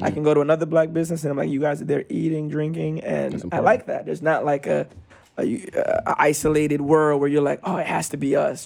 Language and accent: English; New York City, New York, United States; I'm a Brooklyn native, uh, born and raised in Brooklyn